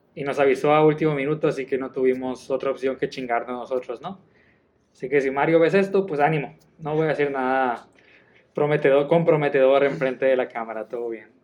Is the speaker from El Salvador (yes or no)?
no; Mexico; soy mexicano